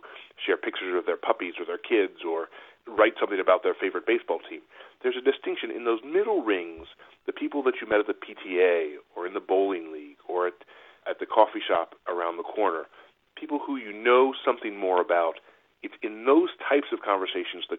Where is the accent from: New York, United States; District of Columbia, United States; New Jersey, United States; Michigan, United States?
New York, United States; Buffalo; now in Rhode Island, United States; I grew up in Buffalo, New York